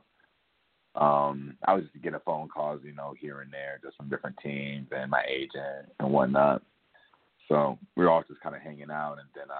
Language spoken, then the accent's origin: English; Boston, Massachusetts, United States; moved away as an adult; I'm from Boston